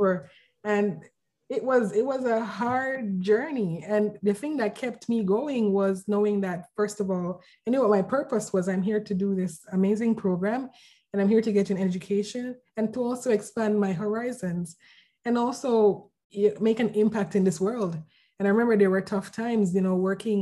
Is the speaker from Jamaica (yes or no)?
yes; Jamaica; moved away as an adult; also born or lived in Vancouver, Canada; now in Canada; I'm from Jamaica, and I moved to Canada a few years ago to pursue my MBA at UBC